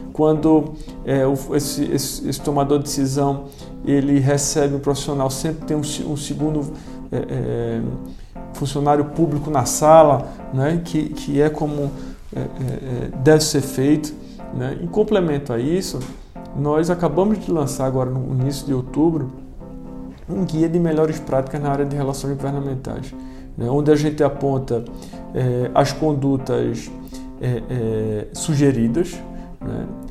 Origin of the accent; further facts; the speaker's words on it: Pernambuco, Brazil; moved away as an adult; now in Brasília, Brazil; eu, eu sou pernambucano, estou aqui desde 2015